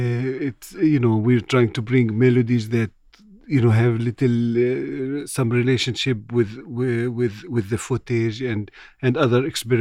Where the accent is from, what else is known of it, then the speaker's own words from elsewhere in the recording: Jerusalem, Palestine; I'm a wood player, and I write also. I'm a composer. I grew up in Jerusalem